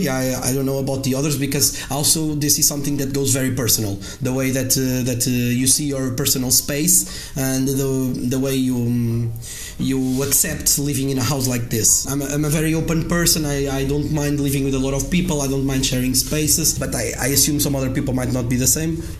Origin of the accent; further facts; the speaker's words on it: Coimbra, Centro, Portugal; I come from Coimbra. Coimbra is like 100,000